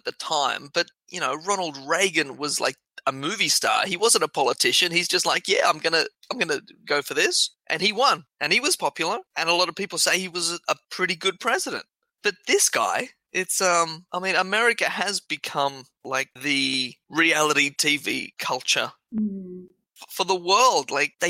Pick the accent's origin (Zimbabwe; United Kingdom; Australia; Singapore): Australia; Australia is a bit different to, I think, some other countries, is because here, because we were